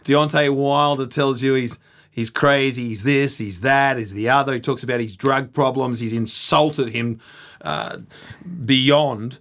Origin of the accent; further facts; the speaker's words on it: Australia; being an Australian at the M G M